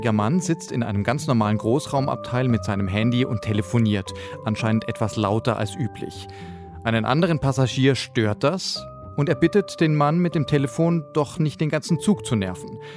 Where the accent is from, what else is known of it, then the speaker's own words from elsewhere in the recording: Hamburg, Germany; Na klar, ich komme aus Hamburg ursprünglich, da muss ich täglich U-Bahn fahren.